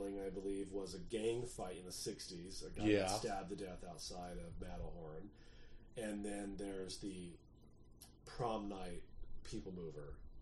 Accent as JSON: {"language": "English", "region": "Southern California", "country": "United States", "tie": "born or raised there", "said": "growing up in Southern California"}